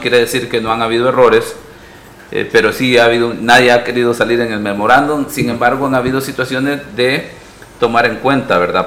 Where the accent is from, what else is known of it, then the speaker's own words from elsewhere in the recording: San Miguel, El Salvador; also born or lived in San Salvador; nací en San Salvador, pero por cuestiones allá de los 80 de, la situación social del país, pues nos tuvimos que, que mover a San Miguel